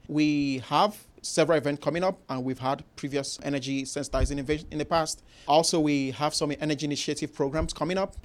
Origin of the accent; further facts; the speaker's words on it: Nigeria; moved away as an adult; now in Houston, United States; growing up in Nigeria, country in Africa, the western part of Africa